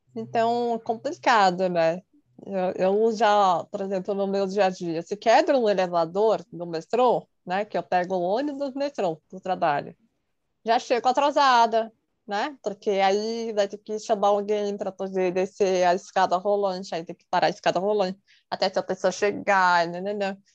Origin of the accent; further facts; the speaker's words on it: São Paulo, Brazil; tenho 35 anos, sou de São Paulo